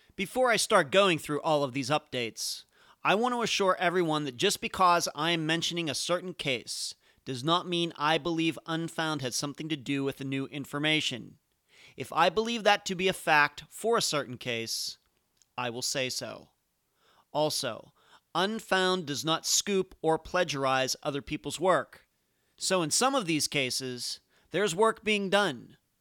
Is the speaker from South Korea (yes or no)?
no; Leechburg, Pennsylvania, United States; moved away as an adult; also born or lived in Las Vegas, Nevada / Madeira Beach, Florida; now in Clearwater Beach, United States; I'm from Leechburg, Pennsylvania